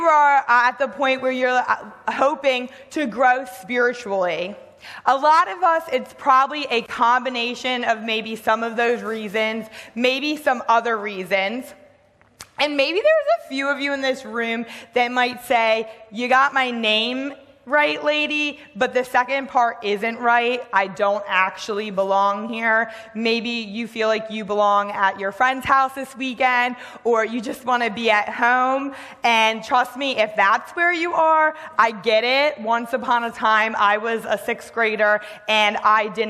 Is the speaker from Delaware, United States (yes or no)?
yes; Delaware, United States; I grew up in Delaware